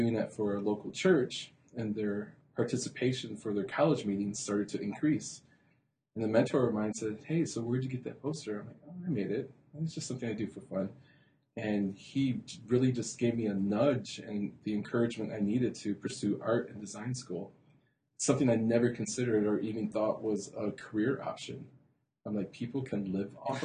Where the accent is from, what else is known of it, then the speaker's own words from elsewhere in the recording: Holland, Michigan, United States; also born or lived in Muskegon, Michigan / Grand Rapids, Michigan; I was born in Muskegon, raised in Holland, and always working in Grand Rapids and Holland area.